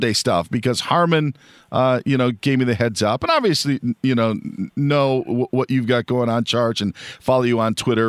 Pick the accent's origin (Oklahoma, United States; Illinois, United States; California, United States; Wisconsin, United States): Wisconsin, United States; growing up in Wisconsin